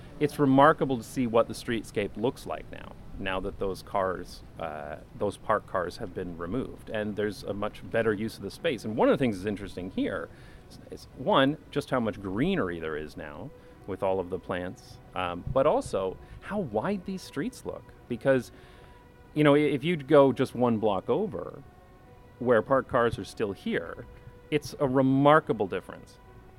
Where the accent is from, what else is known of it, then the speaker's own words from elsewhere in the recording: London, Ontario, Canada; now in Amsterdam, Netherlands; certainly there are places like this in my hometown of London, Ontario, although a lot of them have been bulldozed and turned into parking lots or other car-centric uses.